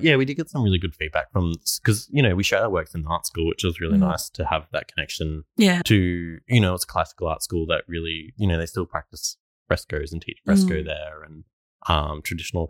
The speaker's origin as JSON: {"language": "English", "country": "Australia", "tie": "born or raised there", "also_born_or_lived": "Melbourne / Stradbroke Island", "said": "growing up in Australia"}